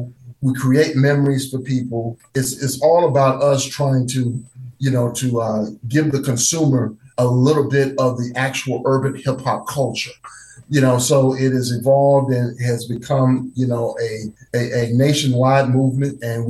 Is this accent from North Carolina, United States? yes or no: yes; North Carolina, United States; And I'm actually from North Carolina.